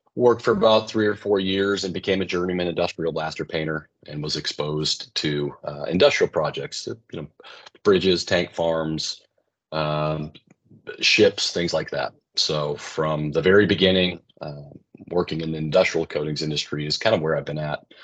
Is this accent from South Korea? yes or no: no; West Coast, United States; I grew up in the West Coast